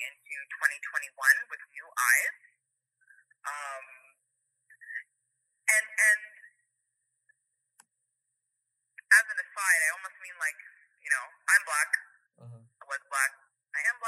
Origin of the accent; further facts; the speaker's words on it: Canada; I'm Canadian